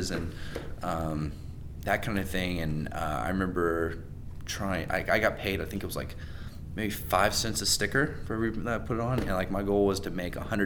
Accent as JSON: {"language": "English", "town": "Raleigh", "region": "North Carolina", "country": "United States", "tie": "born or raised there", "said": "I grew up in Raleigh, which is, you know, very entrepreneurial market"}